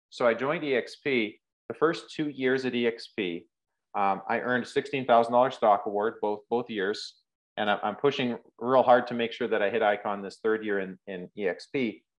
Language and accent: English; Rocky Mountains, Canada; moved away as an adult; now in Prairies, Canada; But I moved 10 hours, 11 hours away from home, which I grew up in the Rocky Mountains. I moved to the, the prairies and um, as a 19 year old kid, I got my trades ticket.